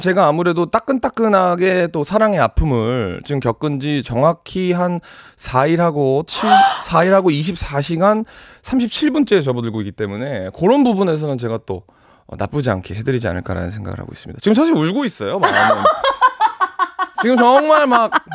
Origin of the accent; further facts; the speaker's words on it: New York, United States; moved away as an adult; also born or lived in South Korea; 제가 10살 때 이민을 가서 24살 때까지 살았기 때문에